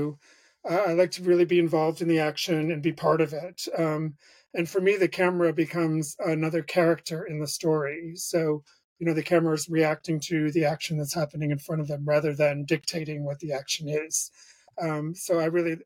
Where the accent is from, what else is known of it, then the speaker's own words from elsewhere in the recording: Bangor, Maine, United States; moved away; also born or lived in Rhode Island; I grew up in Bangor, Maine, and so I was very isolated.